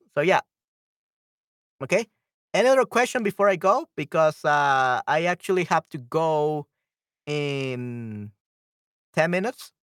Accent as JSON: {"language": "English", "country": "El Salvador", "said": "I'm from El Salvador. I'm not from Panama"}